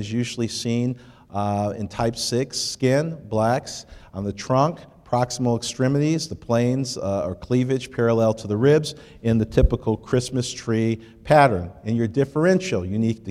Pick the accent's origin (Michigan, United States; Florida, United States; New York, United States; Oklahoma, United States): Michigan, United States; Detroit; I was born and raised in Detroit